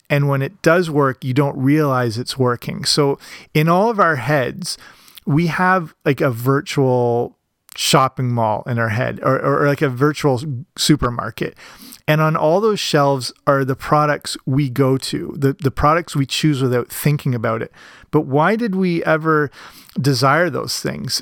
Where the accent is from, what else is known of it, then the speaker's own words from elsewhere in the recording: Canada; here in my home country, Canada